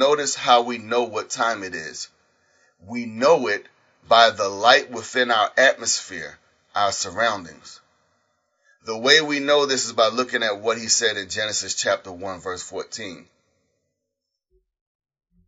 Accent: United States; As an American

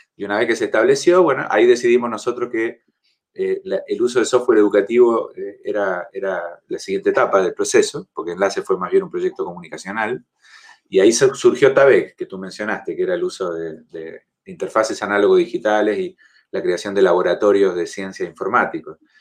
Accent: Argentina; now in Chile; soy argentino

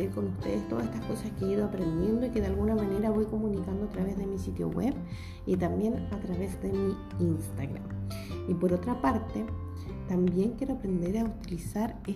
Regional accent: Chile; soy chilena, tengo 35 años y soy de profesión profesora de educación básica.

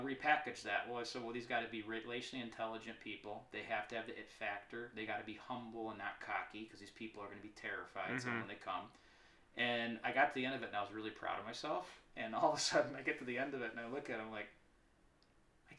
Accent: Bloomingdale, Illinois, United States; I'm a boy from Bloomingdale

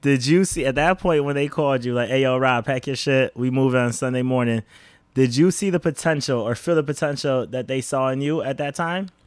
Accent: Rochester, New York, United States; now in Boston, United States; we are from Rochester

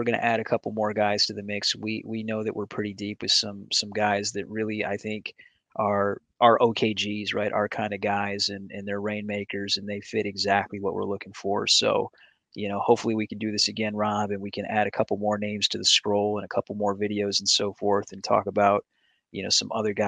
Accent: Michigan, United States; now in Painesville, United States; I grew up in Michigan on the other side of the lake, and the beaches there are way different.

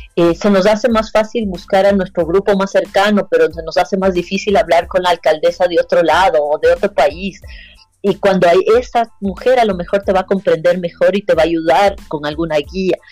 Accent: Ecuador

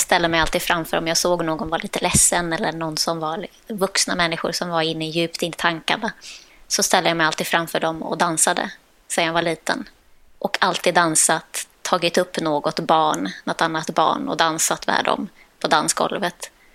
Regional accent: Sweden; Jag är dansare från Sverige

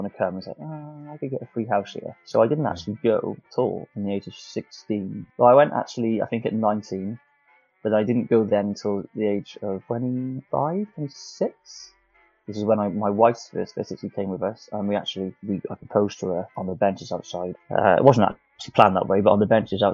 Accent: South Wales, United Kingdom; if you can't tell by the accent, I'm from South Wales, so I haven't got a massive accent, but it's a little bit there

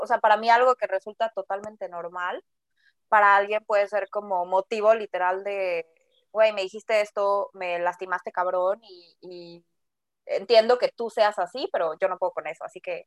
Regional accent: Mexico City, Mexico; also born or lived in Guadalajara; crecí en la Ciudad de México, soy de Guadalajara

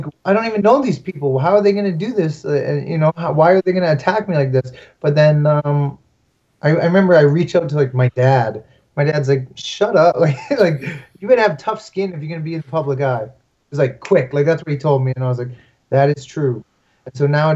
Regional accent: Canada; I'm very Canadian

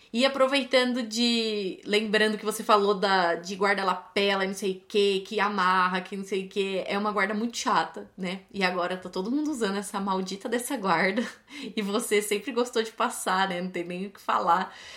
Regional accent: São Paulo, Brazil; eu sou de São Paulo

